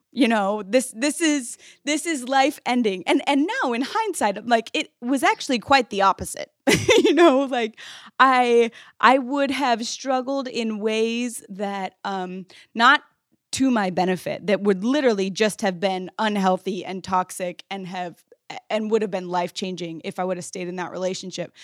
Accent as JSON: {"language": "English", "country": "United States", "tie": "born or raised there", "said": "the privilege I was living with as an American kid"}